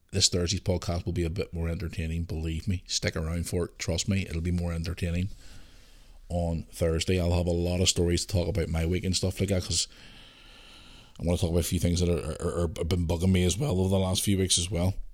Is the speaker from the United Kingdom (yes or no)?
yes; Belfast, Northern Ireland, United Kingdom; growing up in Belfast during the Troubles